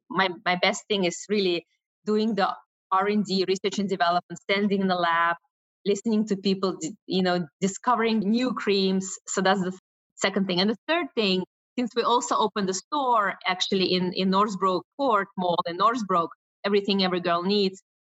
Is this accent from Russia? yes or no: yes; Russia; moved away; I was born in Russia, and as a Russian Jew